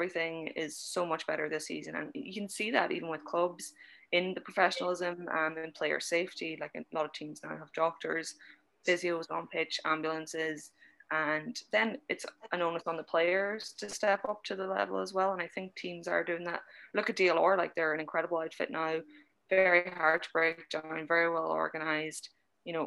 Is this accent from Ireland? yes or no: yes; Ireland; as Irish people, we're sports mad.